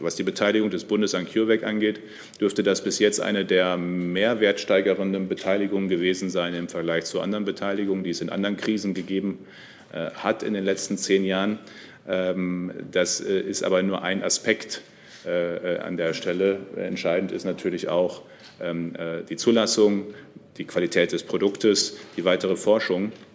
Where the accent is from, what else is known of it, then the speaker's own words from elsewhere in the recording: North Rhine-Westphalia, Germany; Ich komme aus NRW.